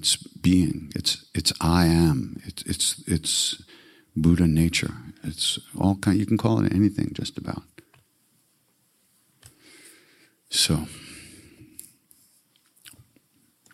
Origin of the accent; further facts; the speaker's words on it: New York, United States; I'm a depressor from New York